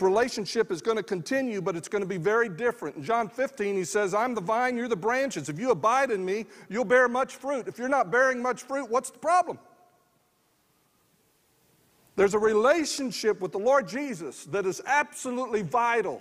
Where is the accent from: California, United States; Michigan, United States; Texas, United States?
Texas, United States; San Antonio; I grew up just outside San Antonio, Texas, in a mobile home park